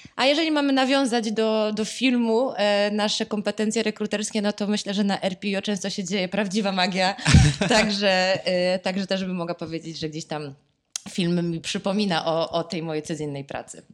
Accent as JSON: {"language": "Polish", "town": "Poznań", "region": "Greater Poland", "country": "Poland", "said": "jestem z Poznania"}